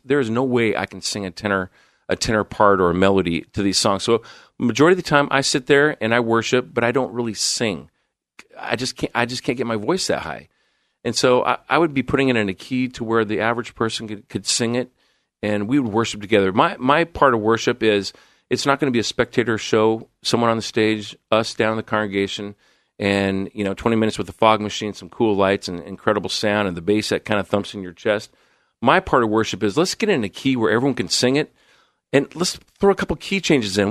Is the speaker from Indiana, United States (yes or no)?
no; Coeur d'Alene, Idaho, United States; moved away as an adult; also born or lived in Illinois / Southern California / Seattle / San Diego; now in Portland, United States; born in Illinois, grew up in Southern California, moved to Coeur d'Alene, Idaho in nineteen seventy-eight, where I attended, uh, junior highs. into, into high school